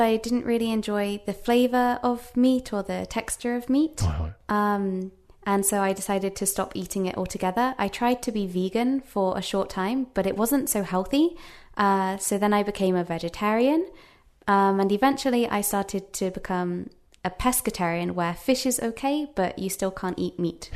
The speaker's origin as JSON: {"language": "English", "town": "Worcester", "region": "West Midlands", "country": "United Kingdom", "also_born_or_lived": "United States", "first_language": "English", "moved": "as an adult", "lives_now": "Japan", "said": "I'm from a small town called Worcester"}